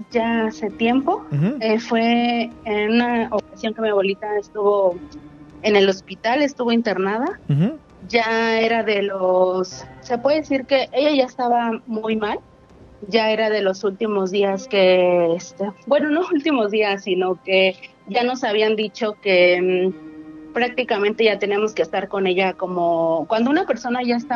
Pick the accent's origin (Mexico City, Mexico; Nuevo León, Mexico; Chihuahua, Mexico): Mexico City, Mexico; De la Ciudad de México.